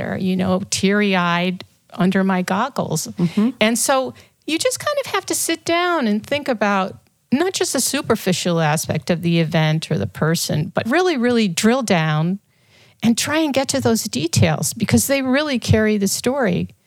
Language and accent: English; St. Louis, Missouri, United States; moved away; I grew up in St. Louis in a big family